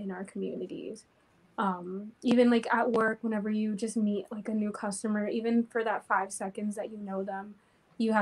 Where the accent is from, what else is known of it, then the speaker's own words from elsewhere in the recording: Crestview, Florida, United States; moved away as an adult; now in Lansing, United States; I am originally from Florida, a town called Crestview. I grew up there and I just moved here about 2 years ago